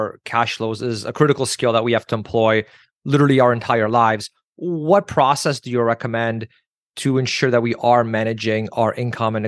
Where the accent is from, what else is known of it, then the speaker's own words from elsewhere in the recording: Canada; as a Canadian